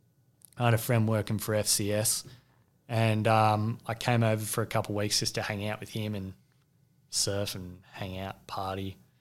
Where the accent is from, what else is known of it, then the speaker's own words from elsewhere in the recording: Sydney, New South Wales, Australia; moved away; I grew up in Sydney's Northern Beaches, which was a real hotbed for surfing and surfboard manufacturing.